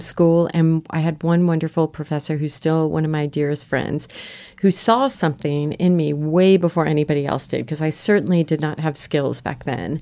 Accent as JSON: {"language": "English", "region": "South Florida", "country": "United States", "tie": "born or raised there", "moved": "yes", "said": "grew up in South Florida"}